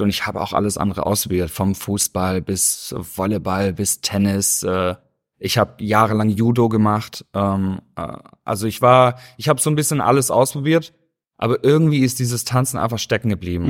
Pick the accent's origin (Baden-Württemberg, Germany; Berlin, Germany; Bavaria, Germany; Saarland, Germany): Baden-Württemberg, Germany; Stuttgart; moved away as an adult; now in Los Angeles, United States; Ich bin äh, aufgewachsen, also geboren in Stuttgart, mhm. bin auch aufgewachsen und ähm, ja, bin, bin Schwabe durch und durch.